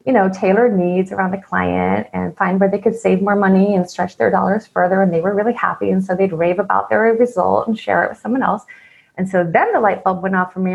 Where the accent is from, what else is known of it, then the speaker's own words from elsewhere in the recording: East Coast, United States; moved away as an adult; I grew up on the East Coast